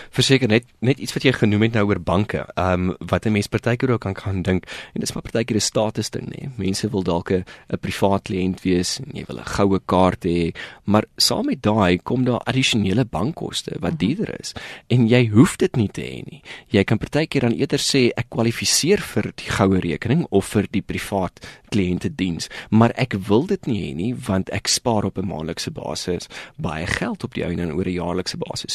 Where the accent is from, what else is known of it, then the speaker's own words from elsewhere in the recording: South Africa; ons as Suid-Afrikaners